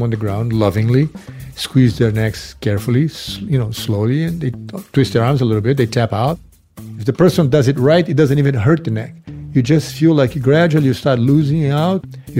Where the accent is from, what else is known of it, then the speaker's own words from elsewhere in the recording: Brazil; moved away as an adult; now in United States; I came from Brazil